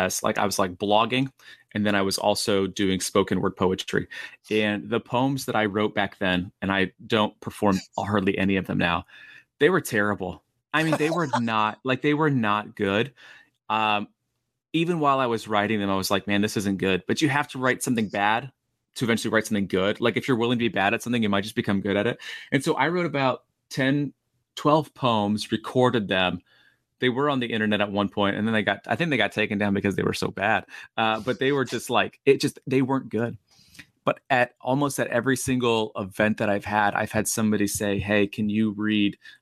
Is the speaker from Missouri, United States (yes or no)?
no; Oviedo, Florida, United States; I grew up in Oviedo, Florida